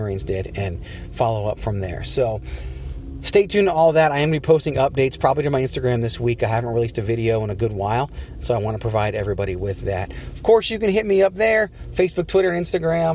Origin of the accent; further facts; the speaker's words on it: Richmond, Virginia, United States; now in Phoenix, United States; I'm from Richmond, Virginia.